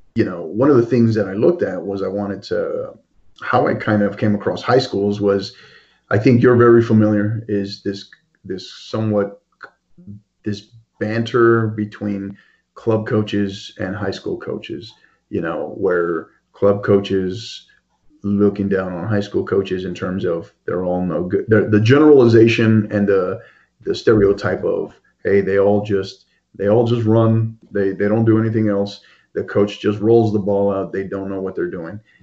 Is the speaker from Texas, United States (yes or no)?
yes; El Paso, Texas, United States; born or raised there; moved away as an adult; now in El Paso, United States